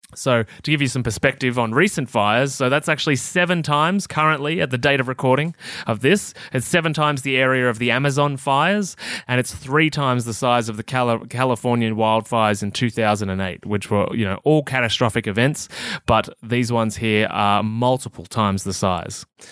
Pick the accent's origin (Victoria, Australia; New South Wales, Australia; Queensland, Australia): Victoria, Australia; also born or lived in Melbourne; I'm a country kid that spent most of my childhood running around the bush.